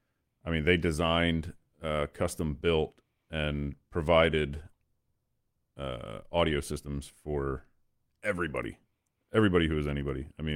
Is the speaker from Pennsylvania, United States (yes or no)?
yes; Lititz, Pennsylvania, United States; right in my backyard where I grew up in Lititz.